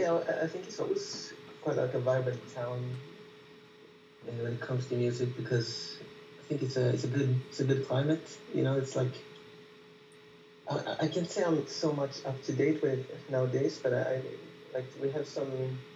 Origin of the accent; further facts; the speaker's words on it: Gothenburg, Västra Götaland, Sweden; moved away as an adult; also born or lived in Paris; I've been living in Paris for the last 3 years, and now I'm back here in Gothenburg, so it's my hometown